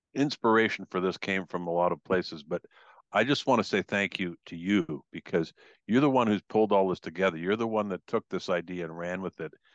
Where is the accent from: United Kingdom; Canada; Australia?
Canada; I'm from Canada